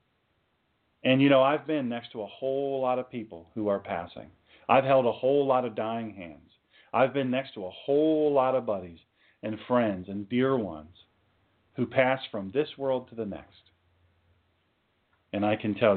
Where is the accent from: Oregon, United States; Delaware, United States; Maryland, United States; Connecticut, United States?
Delaware, United States; Sussex County; I'm just an old country boy. I'm from Sussex County, Delaware